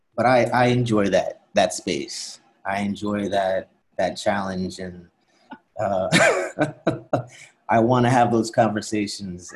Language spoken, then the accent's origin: English; Princeton, New Jersey, United States; now in New York City, United States; grew up outside of Princeton, New Jersey